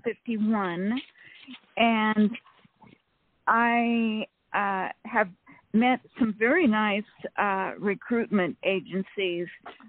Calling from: California, United States; from California

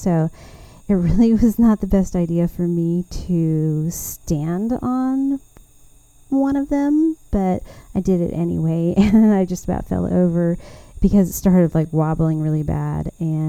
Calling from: Taylor, Texas, United States; I'm recording here from Taylor, Texas. And I am just really ready to visit with y'all again about all things gardening in Central Texas.

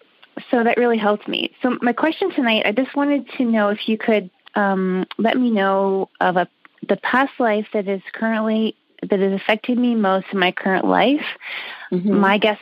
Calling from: Canada; I'm calling from Canada.

